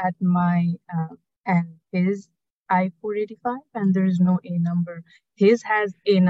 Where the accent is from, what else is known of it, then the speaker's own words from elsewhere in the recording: Nepal; now in United States; So I'm from Nepal